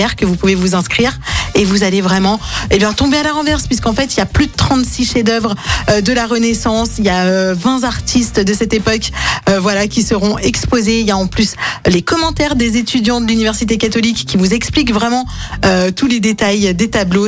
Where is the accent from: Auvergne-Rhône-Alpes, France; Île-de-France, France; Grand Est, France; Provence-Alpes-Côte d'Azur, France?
Auvergne-Rhône-Alpes, France; Lyon; je suis lyonnaise